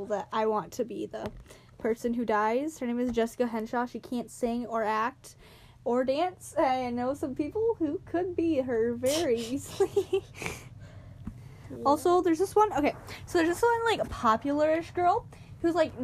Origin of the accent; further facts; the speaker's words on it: United States; We are from the United States.